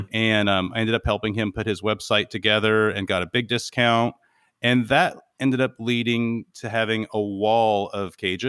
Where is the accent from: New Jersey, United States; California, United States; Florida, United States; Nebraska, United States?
California, United States; So I'm originally from California and grew up in the Mojave Desert.